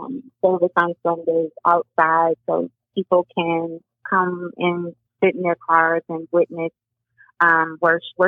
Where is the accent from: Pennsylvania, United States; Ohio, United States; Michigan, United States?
Ohio, United States; Cleveland; I am a product of Cleveland, Cleveland Public Schools. I grew up on Martin Luther King in Union